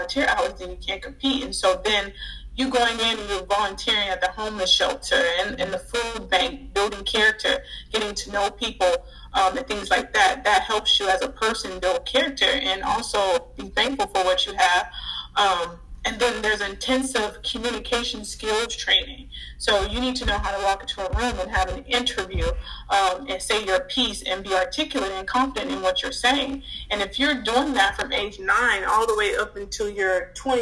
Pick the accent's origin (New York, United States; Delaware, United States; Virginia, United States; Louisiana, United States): Louisiana, United States; moved away; I'm originally from Louisiana